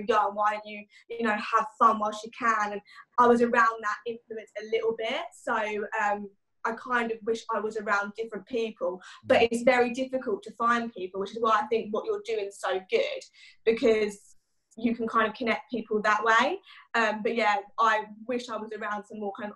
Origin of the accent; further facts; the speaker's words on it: Chelmsford, East of England, United Kingdom; in Essex, in Chelmsford kind of area. Where I live is very like countryside based, so yeah, it's quite a nice place to kind of grow up